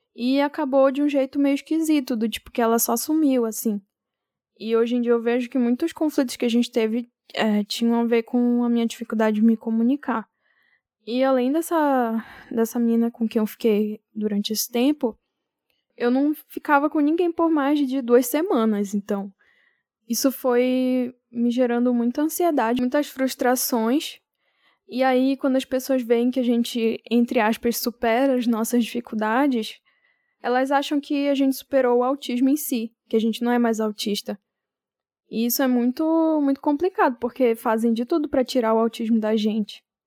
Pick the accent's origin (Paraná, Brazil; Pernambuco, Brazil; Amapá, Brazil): Amapá, Brazil; now in São Paulo, Brazil; Eu sou do Amapá, mas eu tô morando agora em São Paulo